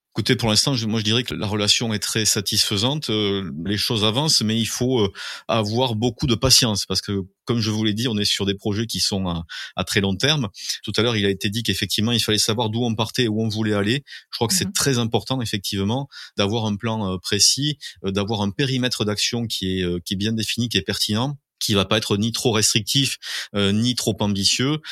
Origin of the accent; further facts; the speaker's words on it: Mazamet, Occitania, France; also born or lived in Toulouse; je suis Mazamétain de naissance. Hein. J'y ai euh, toujours vécu en dehors de la période où j'ai fait mes études à, Toulouse